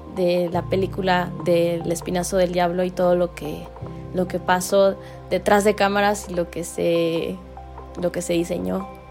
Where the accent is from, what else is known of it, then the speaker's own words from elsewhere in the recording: Mexico; como mexicanos